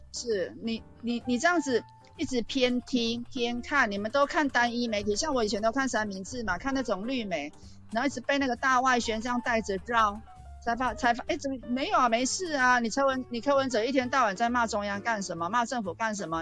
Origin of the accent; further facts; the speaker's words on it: Taichung, Taiwan; 教训你欺负我们台中人